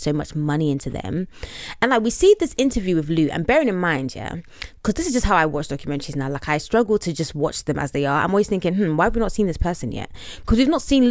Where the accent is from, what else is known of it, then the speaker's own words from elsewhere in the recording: London, United Kingdom; shout out to London town. Yeah, shout out to my city.